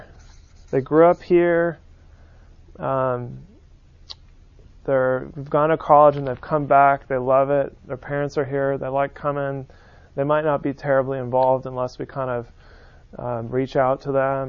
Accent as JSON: {"language": "English", "town": "San Francisco", "region": "California", "country": "United States", "tie": "born or raised there", "moved": "yes", "lives_now": "Birmingham, United States", "said": "I grew up on the West Coast"}